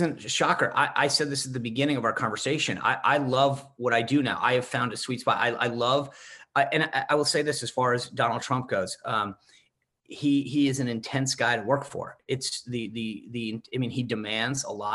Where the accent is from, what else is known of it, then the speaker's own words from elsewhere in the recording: Rhode Island, United States; moved away; also born or lived in Washington, D.C.; When I grew up in Rhode Island